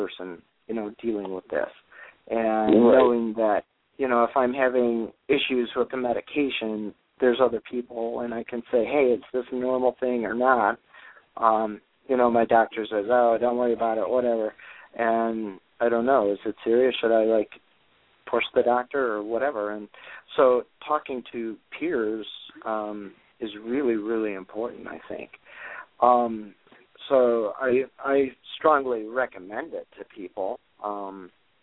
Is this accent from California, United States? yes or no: no; Detroit, Michigan, United States; also born or lived in Royal Oak, Michigan; I'm from Detroit